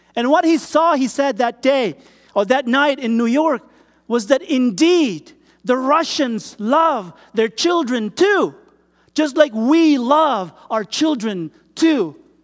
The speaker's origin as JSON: {"language": "English", "country": "Philippines", "moved": "yes", "said": "I come from the Philippines"}